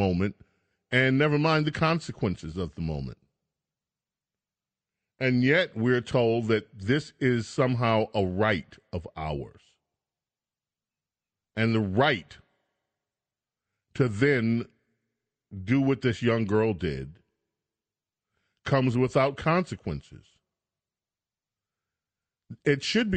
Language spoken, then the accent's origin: English; New York, United States; I grew up in New York during the midst of the sexual revolution.